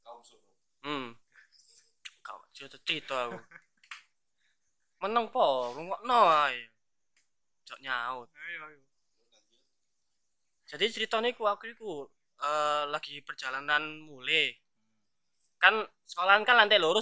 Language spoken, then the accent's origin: Indonesian; Sidoarjo, East Java, Indonesia; jujur aja mas aku wong Darjo tapi bos aku Surabayaan